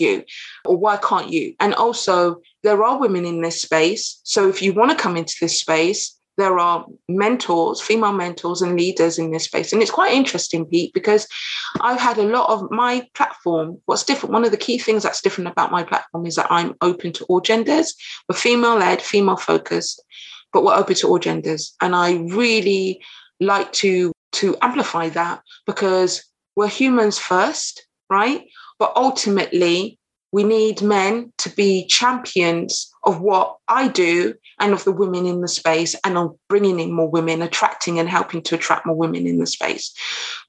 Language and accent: English; United Kingdom; also born or lived in Caribbean (ancestry); now in London, United Kingdom; I'm based in London, UK, I'm British, of Caribbean descent